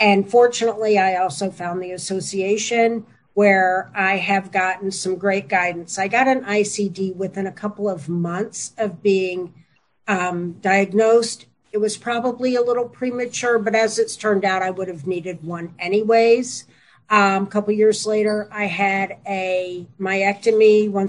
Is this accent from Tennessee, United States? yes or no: yes; Tennessee, United States; born and bred in Tennessee and currently live here.